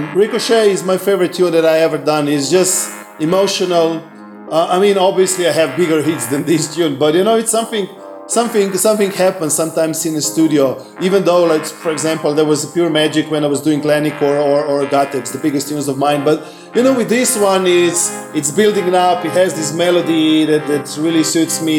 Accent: Slovenia; English is a second language

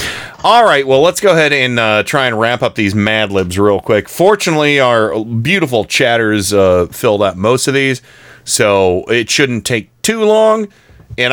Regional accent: United States; although I think footballs are soccer balls because I'm so American.

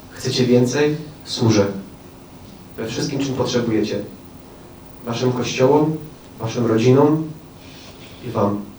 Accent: Oświęcim, Lesser Poland, Poland; born there; Przez moją siostrę, przez to, że się urodziłem w Oświęcimiu, przez to, że moja mama była przewodnikiem Auschwitz, przez wszystko.

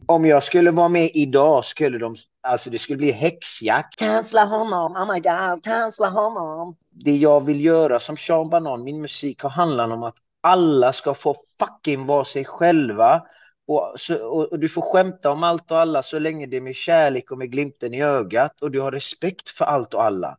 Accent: Iran; now in Sweden; jag härstammar ju från Iran och det står ju på min svenska pass att jag är född i Iran

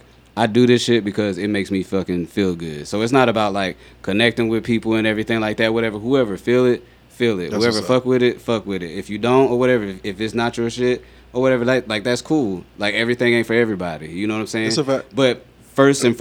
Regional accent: Marion, South Carolina, United States; now in Las Vegas, United States; I'm from a small town in South Carolina. You know what I'm saying? I'm from Marion, South Carolina

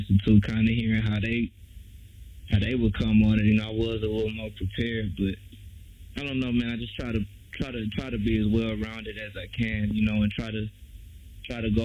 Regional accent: Houston, Texas, United States; I'm from Houston, born and raised

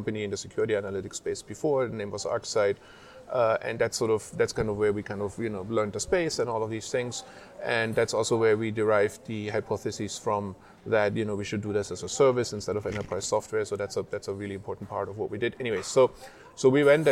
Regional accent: Germany; moved away as an adult; now in United States; I grew up in Germany

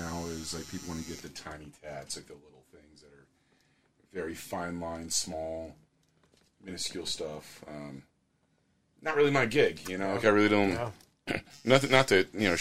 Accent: Marysville, Pennsylvania, United States; I grew up in Marysville, Pennsylvania.

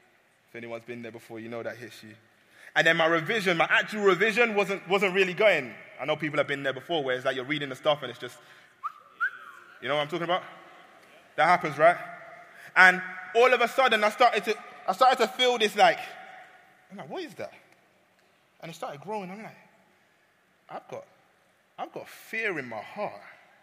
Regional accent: Nigeria; Now, side note, I'm Nigerian.

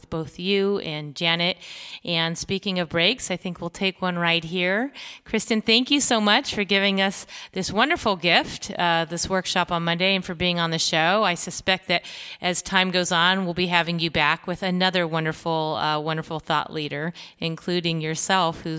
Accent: Los Angeles, California, United States; moved away as an adult; also born or lived in New Mexico; now in Southwest Florida, United States; I'm from the West Coast because I'm from

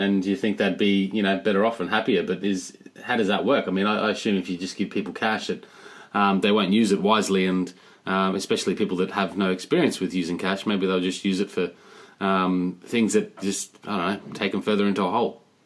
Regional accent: Australia; moved away; I'm from Australia

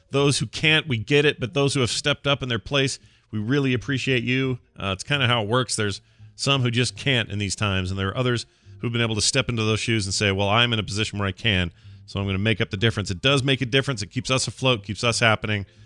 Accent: Denver, Colorado, United States; a small video game store owner in my hometown of Denver, Colorado, is doing uh, everything in their power to continue paying their employees

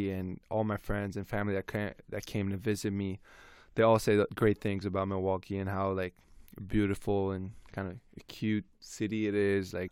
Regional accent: Canada; so I'm Lebanese Canadian so my mom my grand grandmother as well um they cooked every day for me, like Lebanese food.

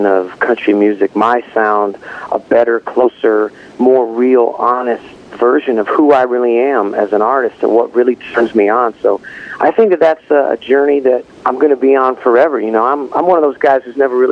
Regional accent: Battle Creek, Michigan, United States; now in Nashville, United States; when I was just a young little puppy dog growing up in Battle Creek, Michigan

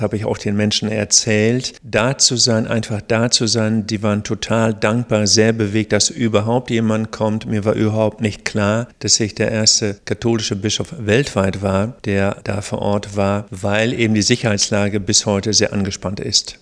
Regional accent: Germany; Als Deutscher

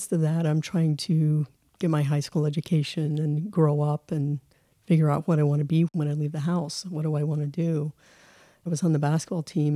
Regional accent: Colorado, United States; also born or lived in Texas; I grew up in Colorado

